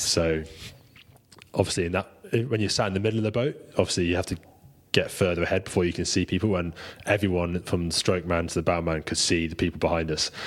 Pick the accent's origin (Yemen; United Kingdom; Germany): United Kingdom; being British, we've obviously got pretty strong heritage in it